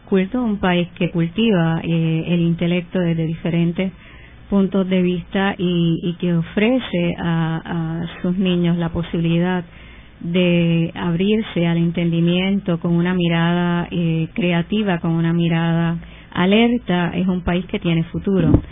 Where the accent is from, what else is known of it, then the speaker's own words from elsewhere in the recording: Puerto Rico; como puertorriqueñas